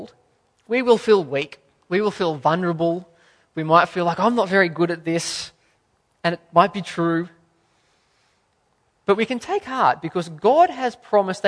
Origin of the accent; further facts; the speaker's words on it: Australia; as an Australian